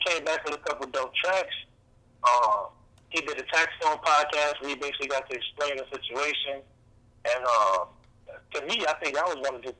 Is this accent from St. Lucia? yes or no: no; the South, United States; Yeah, I'm from the South, so, like, that just wasn't cool in the South.